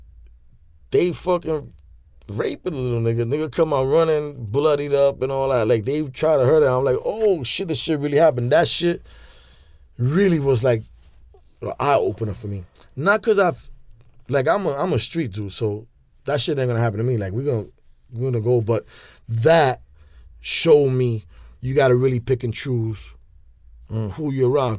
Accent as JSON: {"language": "English", "town": "New York City", "region": "New York", "country": "United States", "said": "I'm from New York"}